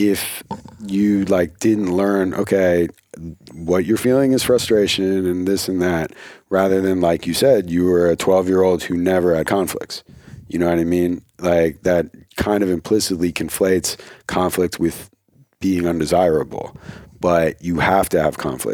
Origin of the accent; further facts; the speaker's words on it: New Jersey, United States; I'm from New Jersey